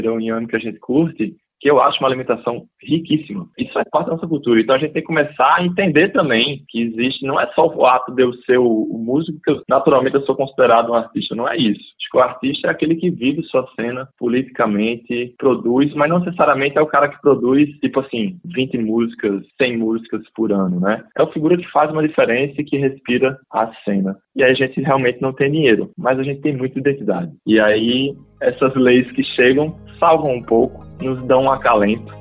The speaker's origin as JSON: {"language": "Portuguese", "town": "João Pessoa", "region": "Paraíba", "country": "Brazil", "said": "toda vez que eu falo que eu sou de João Pessoa, a galera acha que eu sou de Pernambuco, sabe?"}